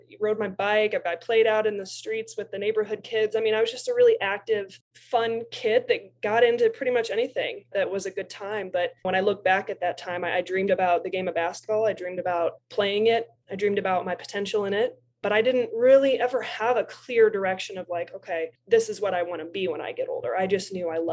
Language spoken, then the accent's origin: English; Bloomington, Illinois, United States; also born or lived in Decatur, Illinois; growing up in Central Illinois and originally was born in Decatur, Illinois, moved to Bloomington.